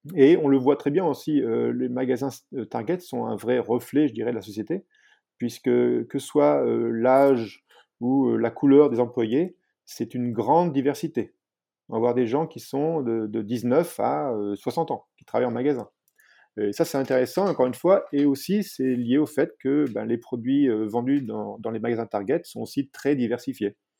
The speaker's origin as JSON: {"language": "French", "country": "France", "moved": "as an adult", "lives_now": "United States", "said": "en tant que Français"}